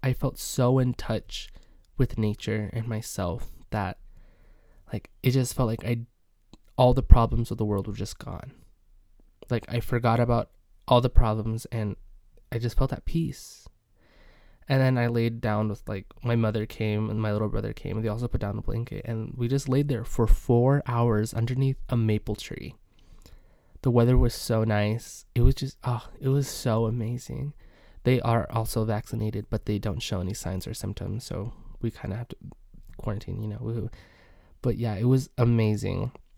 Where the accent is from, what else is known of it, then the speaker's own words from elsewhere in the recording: Midwest, United States; I am from the Midwest